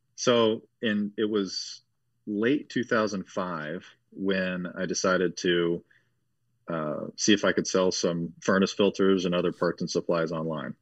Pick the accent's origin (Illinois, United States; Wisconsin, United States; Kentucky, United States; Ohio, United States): Ohio, United States; Cincinnati, Dayton, Ohio area, United States; grew up in the Cincinnati, Dayton, Ohio area, born and raised